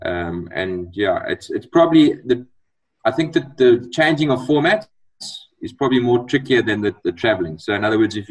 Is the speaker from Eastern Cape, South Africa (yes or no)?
yes; Eastern Cape, South Africa; I was I was born in the Eastern Cape, so and went to the school in the Eastern Cape